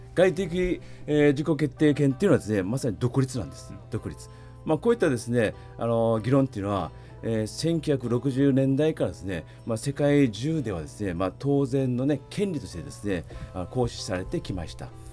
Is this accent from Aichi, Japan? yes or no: no; Ishigaki, Okinawa, Japan; moved away as an adult; also born or lived in Naha / Palau / Guam; 私は石垣島で生まれましたけど